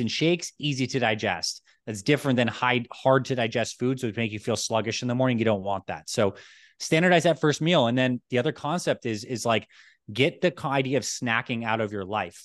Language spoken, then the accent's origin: English; Toronto, Ontario, Canada; moved away; also born or lived in New York; I was born in New York, and I actually grew up in Toronto, Canada.